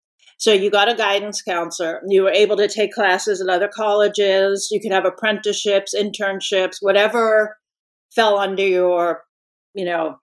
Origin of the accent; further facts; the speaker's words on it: New York City, New York, United States; I grew up in Brooklyn in the 50s